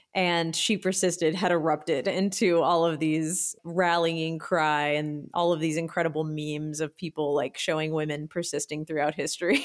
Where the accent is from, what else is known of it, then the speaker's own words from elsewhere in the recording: Austin, Texas, United States; I grew up here in Austin